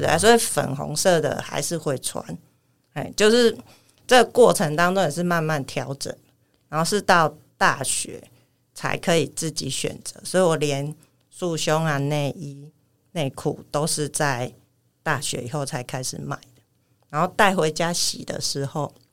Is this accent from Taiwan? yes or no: yes; Kaohsiung, Taiwan; moved away as an adult; also born or lived in Hualien; 我是高雄人。嗯。那我在花莲念大学